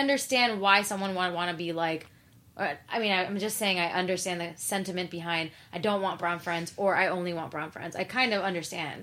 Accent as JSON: {"language": "English", "town": "New York City", "region": "New York", "country": "United States", "said": "I was from Queens"}